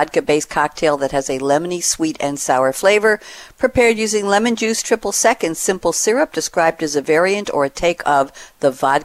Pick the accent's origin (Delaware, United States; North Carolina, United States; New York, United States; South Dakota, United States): New York, United States; I'm from New York, and I remember the wonderful trips upstate to see fall foliage